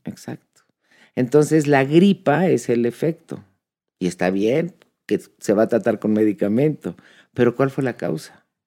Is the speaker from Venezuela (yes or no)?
no; Mexico; nosotros como mexicanos